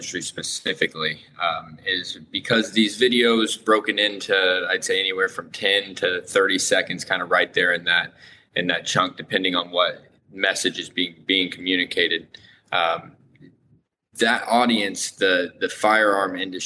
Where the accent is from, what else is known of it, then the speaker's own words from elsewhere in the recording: Lafayette, Indiana, United States; I am from Indiana, Lafayette, Indiana.